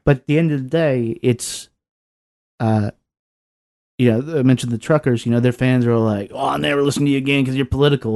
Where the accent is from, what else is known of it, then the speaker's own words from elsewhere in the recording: Lynchburg, Virginia, United States; moved away; I grew up in Southwest Virginia. I grew up in Lynchburg